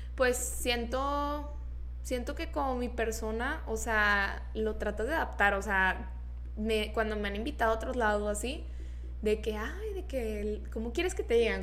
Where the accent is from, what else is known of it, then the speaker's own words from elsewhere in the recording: Monterrey, Nuevo León, Mexico; Yo soy de Monterrey, soy Región Montana